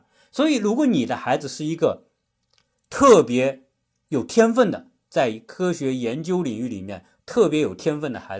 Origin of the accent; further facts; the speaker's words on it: China; 我们中国人